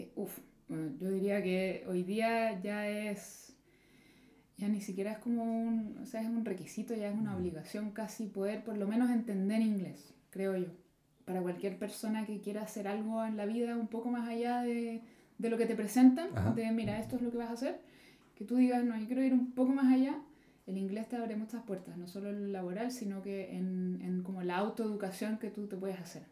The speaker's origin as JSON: {"language": "Spanish", "country": "Chile", "moved": "yes", "said": "yo empecé como cualquier persona de clase media en Chile, fui a la universidad"}